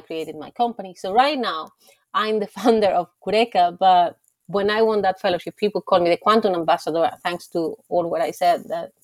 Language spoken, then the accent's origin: English; Spain; moved away as an adult; also born or lived in Germany / France; I'm from Spain